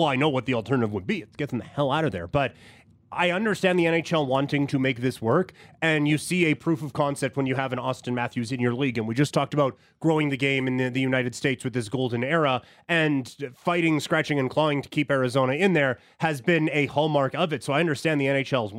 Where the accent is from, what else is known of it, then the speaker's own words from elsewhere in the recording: Assiniboia, Saskatchewan, Canada; my hometown of Assiniboia, Saskatchewan